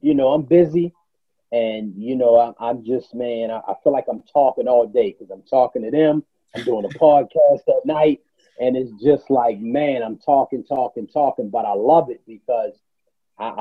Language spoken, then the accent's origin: English; Baltimore, Maryland, United States; moved away as an adult; also born or lived in Tulsa, Oklahoma; I grew up in Baltimore, Maryland